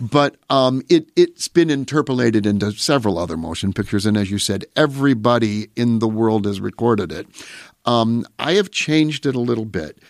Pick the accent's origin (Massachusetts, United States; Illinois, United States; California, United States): Illinois, United States; Pecatonica; I grew up in Pecatonica playing the organ for church